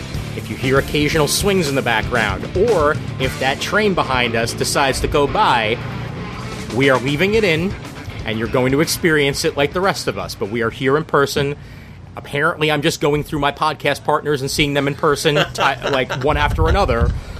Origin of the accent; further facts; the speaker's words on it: New York City, New York, United States; I'm originally from Brooklyn.